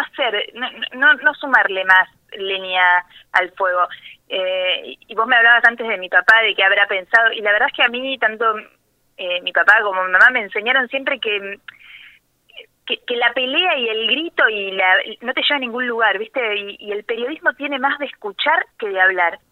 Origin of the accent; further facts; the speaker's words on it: La Dulce, Buenos Aires, Argentina; also born or lived in Balcarce / La Plata; Yo nací en Balcarce, pero me crié y viví toda la vida, hasta los 17 años, en La Dulce.